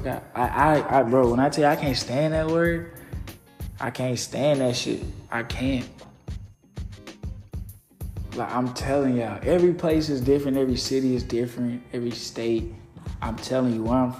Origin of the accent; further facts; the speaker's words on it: Little Rock, Arkansas, United States; growing up in Little Rock